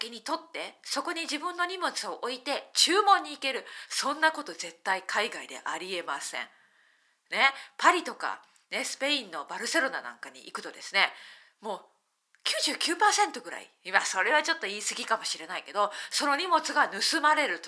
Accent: Kurashiki, Okayama, Japan; 倉敷と聞いたらピーンとくると思いますはい私のふるさとなんですね岡山県倉敷市出身なんです

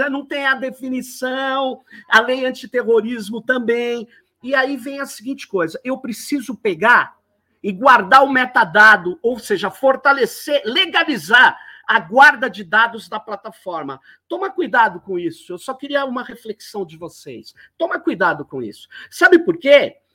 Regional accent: São Paulo, Brazil; Manu, eu, eu, eu sou de São Paulo, que é conhecido como Tuca, Tucanistão.

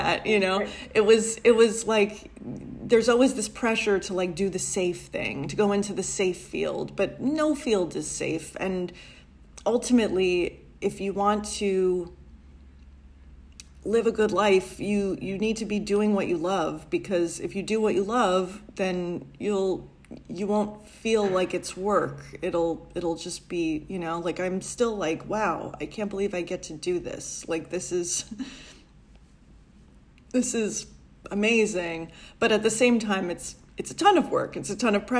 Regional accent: New York City, New York, United States; I grew up in a Italian-American neighborhood in Brooklyn

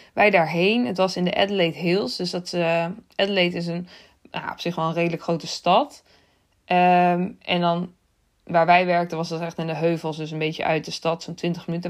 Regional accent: Netherlands; Uit Nederland.

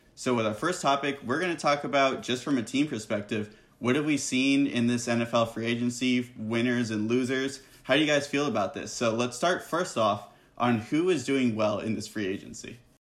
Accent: San Diego, California, United States; I'm from San Diego

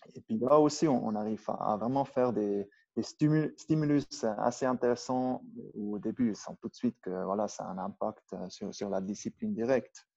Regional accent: Brig, Valais, Switzerland; accent: Upper Valais German; first language Swiss German (Upper Valais dialect); French is a second language; also born or lived in Goms valley; la vallée de Gonche. Et puis j'ai grandi à Brigue.

